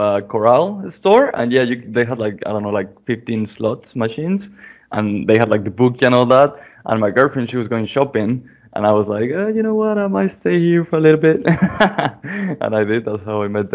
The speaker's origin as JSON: {"language": "English", "region": "Aguascalientes", "country": "Mexico", "tie": "born or raised there", "also_born_or_lived": "Mexico City / New Zealand / United States / United Kingdom", "moved": "as an adult", "said": "I'm from Mexico. I was born in Mexico City, and I was raised in a city called Aguascalientes"}